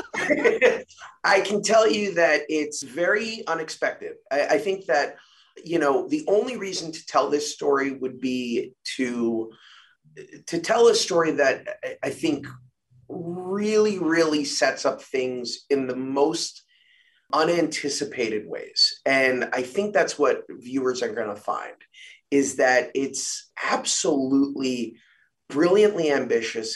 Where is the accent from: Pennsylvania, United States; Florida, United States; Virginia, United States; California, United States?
Florida, United States; I was living in Florida. I grew up in Florida